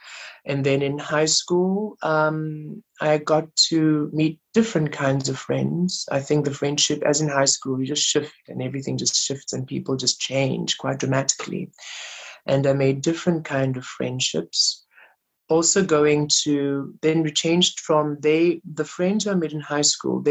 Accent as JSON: {"language": "English", "town": "Rustenburg", "region": "North West", "country": "South Africa", "tie": "born or raised there", "said": "growing up in Rustenburg, being gay"}